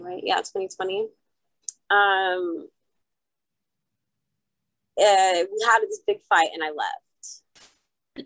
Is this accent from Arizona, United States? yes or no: yes; Arizona, United States; also born or lived in Los Angeles, California / San Francisco, California; I was born in Los Angeles and raised in Arizona